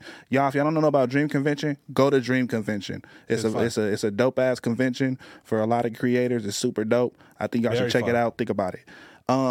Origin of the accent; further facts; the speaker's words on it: Long Beach, California, United States; We are from Long Beach, California